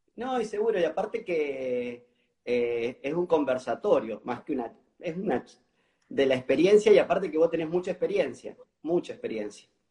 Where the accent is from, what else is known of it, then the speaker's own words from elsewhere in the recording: Mendoza, Argentina; now in Argentine Litoral, Argentina; soy, soy, soy de Mendoza y ahora estoy viviendo en el litoral